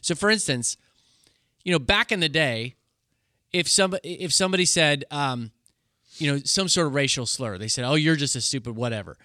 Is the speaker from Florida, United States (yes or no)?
no; Kansas, United States; I'm from Kansas